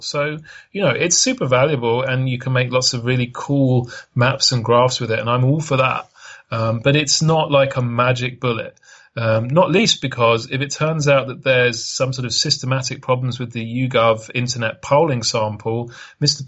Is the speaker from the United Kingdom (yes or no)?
yes; United Kingdom; when I was a young lad growing up in Britain